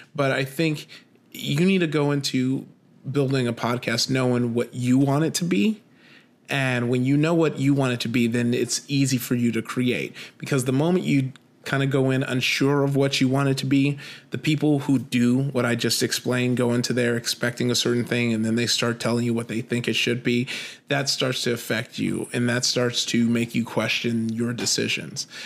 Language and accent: English; Compton, California, United States; I grew up in Compton, uh, you know, uh, 90s kid